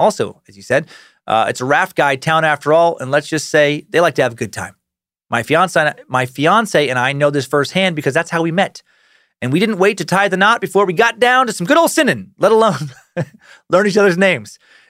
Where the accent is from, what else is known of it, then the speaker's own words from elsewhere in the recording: Riggins, Idaho, United States; I did some whitewater rafting this past summer out of Riggins, Idaho, where I grew up in the Salmon River, and such a good time.